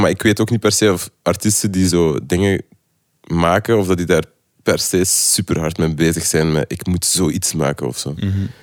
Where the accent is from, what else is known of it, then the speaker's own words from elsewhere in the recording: Lokeren, Flanders, Belgium; also born or lived in Ghent; now in Brussels, Belgium; ik ben van Lokeren, ik heb dan in Gent gewoond